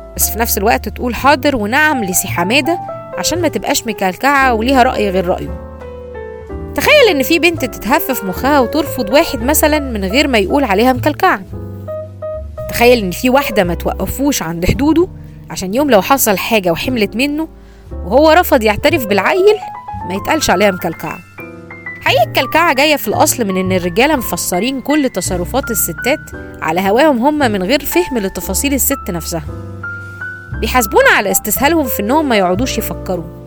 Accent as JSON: {"language": "Arabic", "country": "Egypt", "said": "عندنا في مصر"}